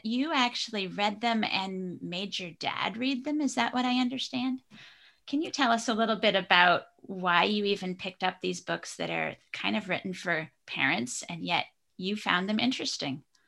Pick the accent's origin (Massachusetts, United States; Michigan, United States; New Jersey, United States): Michigan, United States; Traverse City; my hometown in Traverse City, Michigan